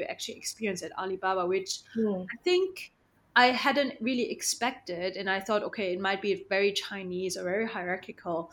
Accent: Germany; also born or lived in Shanghai, China (family); my family is actually from Shanghai, but I was born in Germany

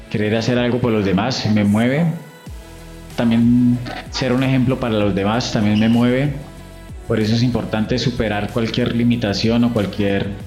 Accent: El Peñón, Cundinamarca, Colombia; Eh, mi primero Gutiérrez … soy del Peñón Cundinamarca, de la región del Río Negro.

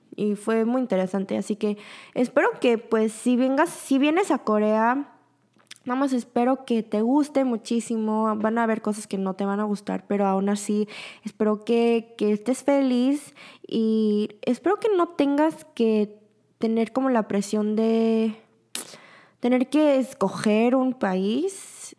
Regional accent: Mexico; moved away as an adult; also born or lived in Busan, South Korea; now in Seoul, South Korea; tengo muchísimo amor por México. Es donde me criaron, es donde aprendí todo

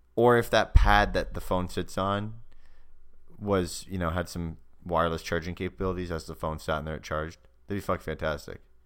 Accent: Canada; my hometown of Canada, not a town

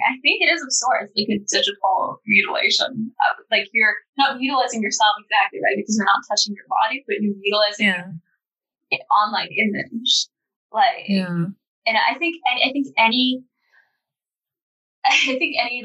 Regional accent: Estonia; I'm not American. I'm Estonian.

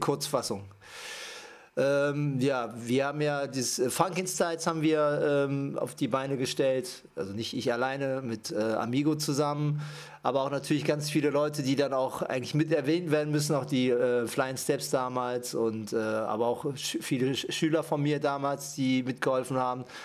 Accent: Düsseldorf, North Rhine-Westphalia, Germany; also born or lived in Japan; ich komme aus Düsseldorf. Gebürtig bin ich aus äh, Japan

